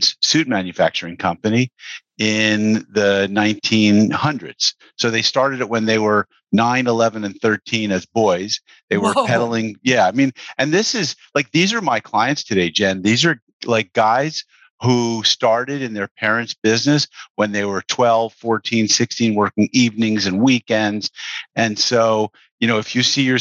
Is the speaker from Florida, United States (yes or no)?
no; Mamaroneck, New York, United States; I grew up in Mamaroneck, New York.